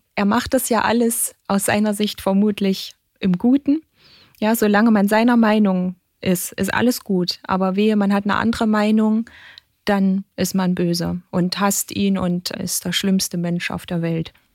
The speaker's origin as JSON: {"language": "German", "country": "Germany", "said": "bei uns in Deutschland"}